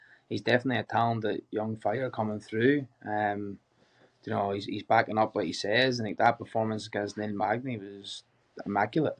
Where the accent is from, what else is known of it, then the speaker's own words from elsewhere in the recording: Ballymena, Northern Ireland, United Kingdom; moved away as an adult; now in Australia; I'm from Northern Ireland